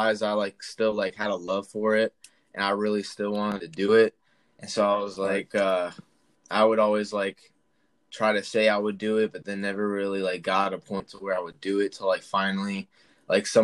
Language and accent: English; Charlotte, North Carolina, United States; I'm from Charlotte, North Carolina